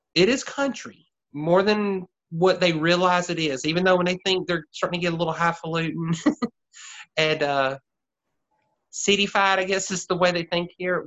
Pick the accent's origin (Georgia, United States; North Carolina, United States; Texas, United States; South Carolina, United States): South Carolina, United States; Anderson; accent: Southern; also born or lived in Greenville, South Carolina; my hometown, which Anderson, South Carolina is 45 minutes, well, half an hour south of Greenville